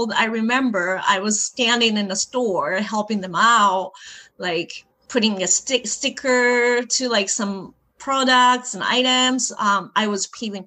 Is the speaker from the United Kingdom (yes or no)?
no; Kobe, Hyogo, Japan; moved away as an adult; now in Washington, D.C., United States; born and raised in Kobe, Japan